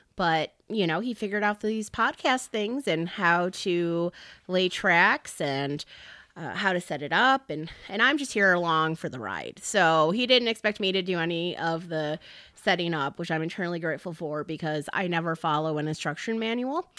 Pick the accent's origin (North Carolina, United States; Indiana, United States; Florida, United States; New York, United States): Indiana, United States; Hobart; accent: region rat; moved away as an adult; also born or lived in Montana; now in Kansas, United States; I am originally from Hobart, Indiana, which is about thirty-five miles from Chicago. People say I have an accent